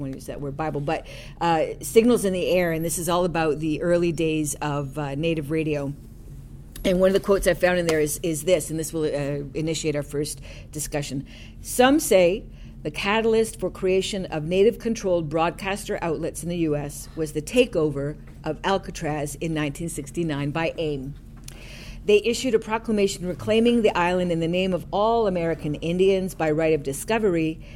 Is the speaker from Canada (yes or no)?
yes; Six Nations territory, Ontario, Canada; now in Victoria, Canada; I'm Mohawk Tuscarora from Six Nations territory, and I live on the traditional Lekwungen territory in AKA Victoria, British Columbia